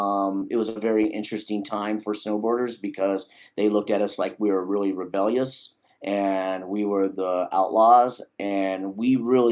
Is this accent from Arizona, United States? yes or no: yes; Arizona, United States; born there; also born or lived in Alaska; Background is, I was born in Arizona. That's where I reside now. I'm back in Arizona and, moved to Alaska.